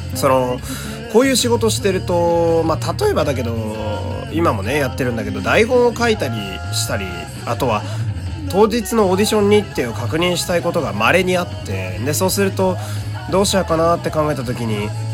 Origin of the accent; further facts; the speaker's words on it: Fukui, Japan; moved away; 私の出身地の福井県